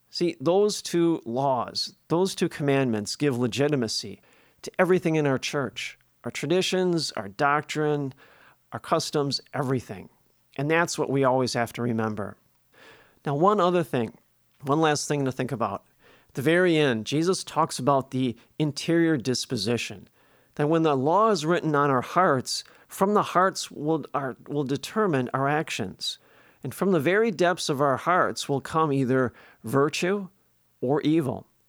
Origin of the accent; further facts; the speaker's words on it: Milwaukee, Wisconsin, United States; When I was growing up in Milwaukee as a kid, in the neighborhood